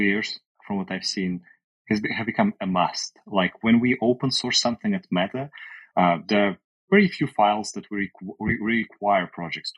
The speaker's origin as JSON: {"language": "English", "country": "Russia", "also_born_or_lived": "Canada", "moved": "yes", "lives_now": "United States", "said": "I currently live in the US, but I lived in Canada, but I'm originally from Europe, from Russia."}